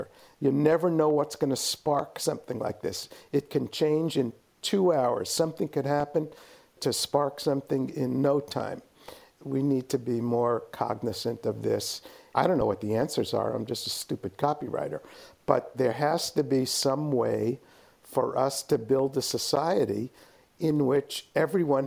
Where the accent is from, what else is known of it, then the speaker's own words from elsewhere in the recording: New York City, New York, United States; now in San Francisco Bay Area, United States; I grew up in New York City.